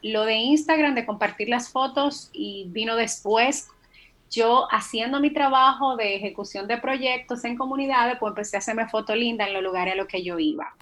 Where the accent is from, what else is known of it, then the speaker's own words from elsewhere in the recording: Dominican Republic; soy una dominicana que, la verdad, se siente muy orgullosa de la tierra en que nació